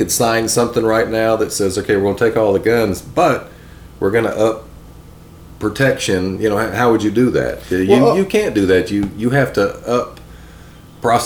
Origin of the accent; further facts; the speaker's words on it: New Orleans, Louisiana, United States; also born or lived in Tennessee / Georgia; now in Florida, United States; growing up in Louisiana